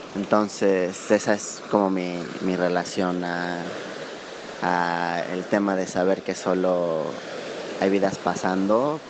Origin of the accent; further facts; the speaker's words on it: Mexico; soy de México